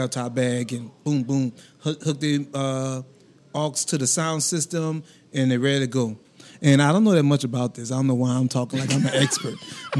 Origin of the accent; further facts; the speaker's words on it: New Orleans, Louisiana, United States; growing up in New Orleans